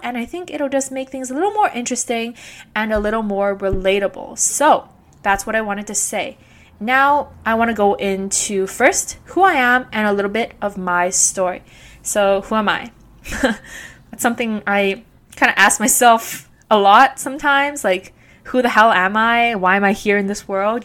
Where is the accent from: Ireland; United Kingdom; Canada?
Canada; Vancouver, British Columbia; also born or lived in Guangzhou, China / Beijing, China; I immigrated to Canada here with my parents when I was two years old, and I've been growing up and living in East Vancouver ever since